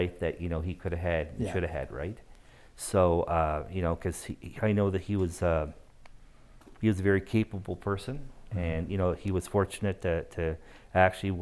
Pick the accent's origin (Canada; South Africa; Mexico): Canada; Moncton, New Brunswick; moved away as an adult; now in Calgary, Canada; I am originally from Moncton, New Brunswick.